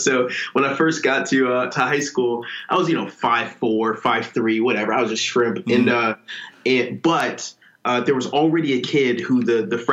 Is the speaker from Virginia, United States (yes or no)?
yes; Ashburn, Virginia, United States; transitioned to back to my hometown in Ashburn, Virginia, working at a church back here in my hometown